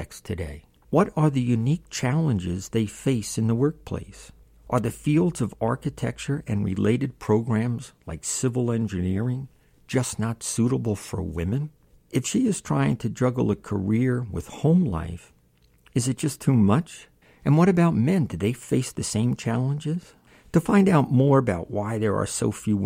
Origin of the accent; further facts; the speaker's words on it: New Jersey, United States; New Jersey, my home state